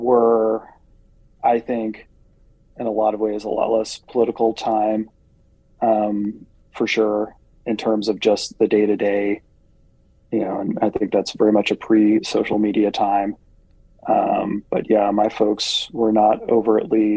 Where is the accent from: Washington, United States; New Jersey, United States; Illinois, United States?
New Jersey, United States; moved away as an adult; now in Nebraska, United States; I am originally from the Garden State, New Jersey, and moved to Nebraska in 2006